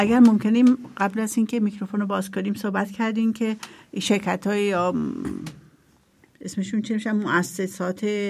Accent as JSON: {"language": "Persian", "country": "Iran", "tie": "born or raised there", "moved": "yes", "lives_now": "Austria", "said": "من خودم تو ایران بزرگ شدم"}